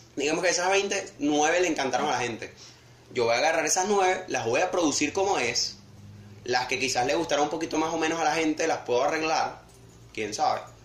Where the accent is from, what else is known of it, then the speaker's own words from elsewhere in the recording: Venezuela; uno como venezolano al fin